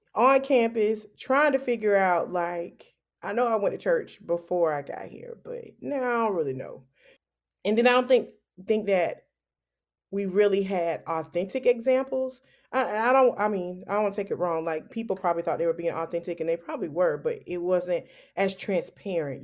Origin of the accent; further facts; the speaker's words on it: Savannah, Georgia, United States; moved away as an adult; also born or lived in Valdosta, Georgia; now in Columbia, United States; I am originally from Savannah, Georgia.